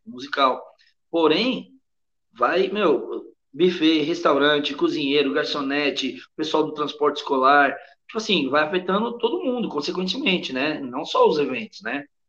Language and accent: Portuguese; São Paulo, Brazil; moved away as an adult; also born or lived in Madrid, Spain; A gente é de São Paulo.